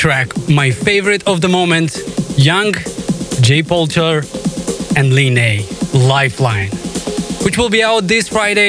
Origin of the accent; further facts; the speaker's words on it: Moldova; my home country of Moldova